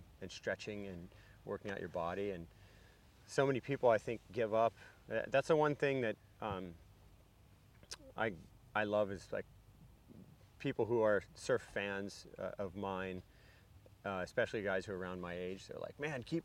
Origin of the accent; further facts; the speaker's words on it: Florida, United States; also born or lived in Hawaii; I still feel like I am from Florida